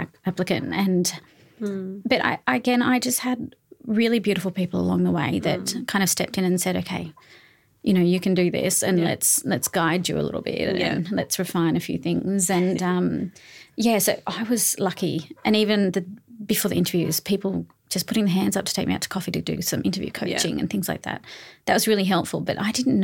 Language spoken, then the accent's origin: English; Australia; moved away as an adult; also born or lived in Newcastle, Australia; now in Sydney, Australia; I'm from, you know, a rural area.